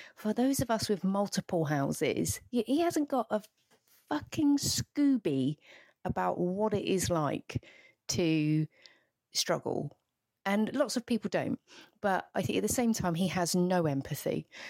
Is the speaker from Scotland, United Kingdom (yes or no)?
no; the Southeast, South East England, United Kingdom; I grew up in the Southeast